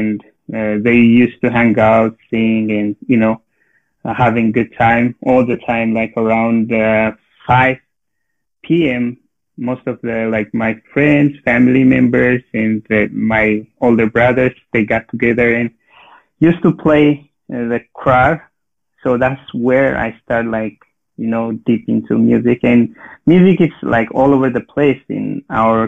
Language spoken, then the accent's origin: English; Debre Birhan, Amhara, Ethiopia; moved away as an adult; now in Los Angeles, United States; I born and raised in Ethiopia. I born and raised in Ethiopia. I came from Ethiopia like 10 years ago